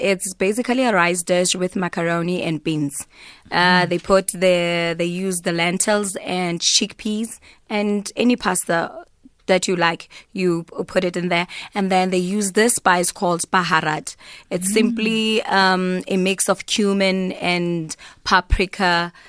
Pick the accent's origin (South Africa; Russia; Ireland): South Africa; because I'm South African